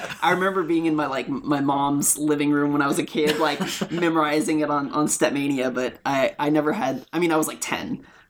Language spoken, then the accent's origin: English; Fresno, California, United States; So I'm from Fresno.